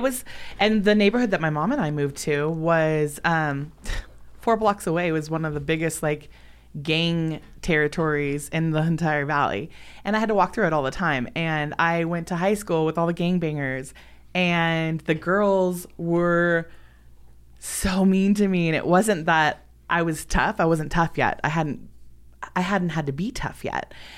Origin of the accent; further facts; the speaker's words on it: Los Angeles, California, United States; I was born and raised in Los Angeles, California